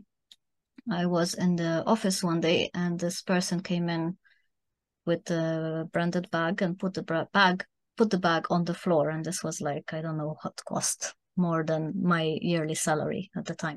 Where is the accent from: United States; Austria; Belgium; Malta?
Malta; also born or lived in Germany; now in Spain; I'm originally from Malta